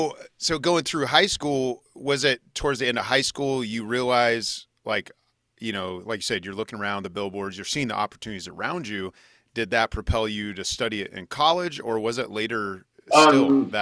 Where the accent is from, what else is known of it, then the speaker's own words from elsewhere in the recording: Junction City, Kansas, United States; I grew up in Junction City, Kansas.